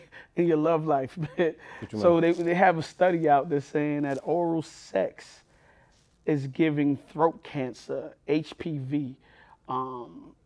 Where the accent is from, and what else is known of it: New York City, New York, United States; born or raised there